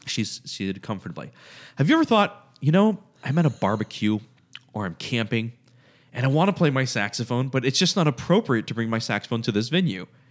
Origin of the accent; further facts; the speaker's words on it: United States; I'm an American.